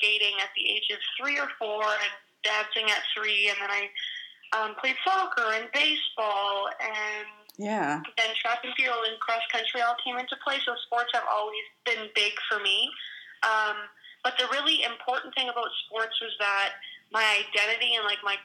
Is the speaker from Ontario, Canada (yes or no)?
no; Winnipeg, Manitoba, Canada; also born or lived in St. Laurent, Manitoba; I was born in Winnipeg, Manitoba, but my community is St. Laurent, Manitoba